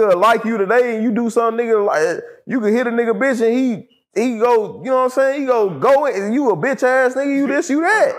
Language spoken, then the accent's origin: English; New Orleans, Louisiana, United States; now in Dallas, United States; growing up in New Orleans